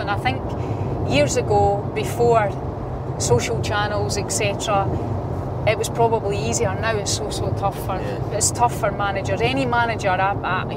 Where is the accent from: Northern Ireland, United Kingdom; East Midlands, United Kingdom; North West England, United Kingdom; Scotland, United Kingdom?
Scotland, United Kingdom; Polbeth; from Polbeth, a wee girl that grew up in Polbeth